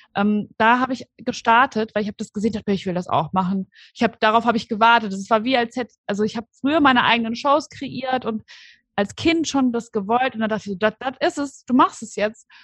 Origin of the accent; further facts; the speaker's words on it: Aschaffenburg, Bavaria, Germany; moved away as an adult; now in Cologne, Germany; ich komme ursprünglich aus Aschaffenburg. Das liegt in Unterfranken und bin aber vor ungefähr fünfeinhalb Jahren nach Köln gezogen